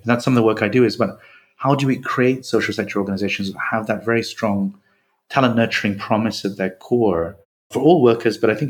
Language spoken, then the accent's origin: English; India; now in United Kingdom; I grew up in India, I think like yourself, spent many years there